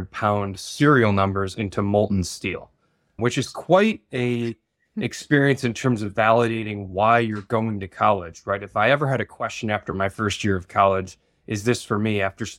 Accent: Midwest, United States; I was born and raised sort of in the Rust Belt in the Midwest. My father worked at a steel mill

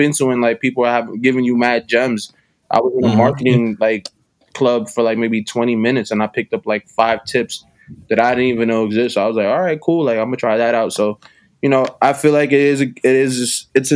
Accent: New York City, New York, United States; Born and raised in Uptown, East Harlem, El Barrio to be exact

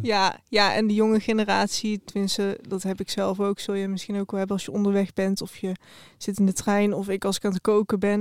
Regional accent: Eindhoven, North Brabant, Netherlands; Ik kom uit Eindhoven

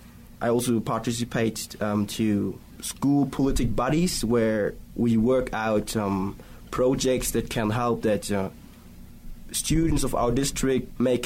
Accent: Berlin, Germany; I'm 17 years old and I'm from Berlin, Germany. But my father comes from the Republic of Congo, it's a country in the center of Africa, and my mother comes from Germany. So I speak three languages fluently

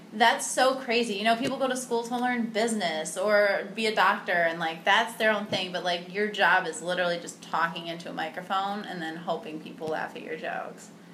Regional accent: Cleveland, Ohio, United States; moved away as an adult; now in Chicago, United States; I'm from like the suburbs of Cleveland

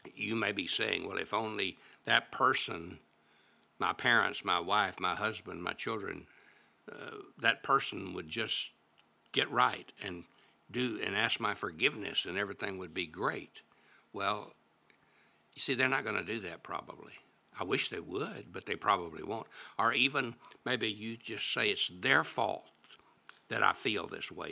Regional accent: Little Rock, Arkansas, United States; my hometown of Little Rock, Arkansas

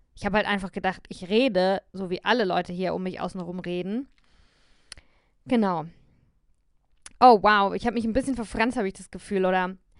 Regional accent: near Heidelberg, Baden-Württemberg, Germany; accent: southern German High German, local dialect; also born or lived in Berlin; ich bin in Süddeutschland geboren, in der Nähe von Heidelberg und äh, dort spricht man Dialekt

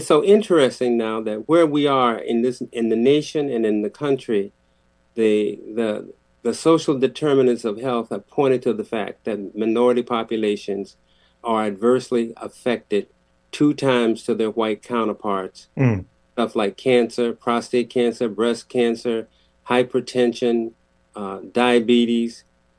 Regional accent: Waterbury, Connecticut, United States; The only black doctor I knew growing up in Waterbury was a dentist

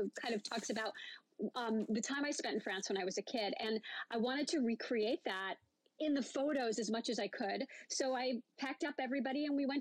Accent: New York City, New York, United States; I grew up in Flatbush area, which is now called Dimmes Park.

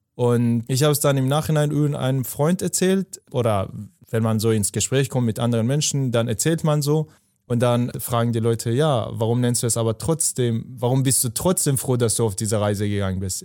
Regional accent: Afghanistan; moved away; ich komme aus Afghanistan

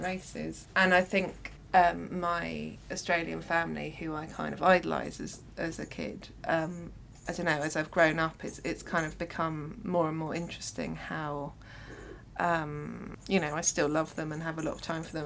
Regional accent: London, United Kingdom; growing up in London

